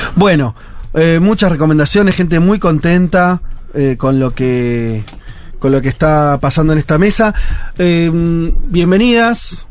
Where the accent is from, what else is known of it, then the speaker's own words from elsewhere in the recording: Argentina; Soy muy argentino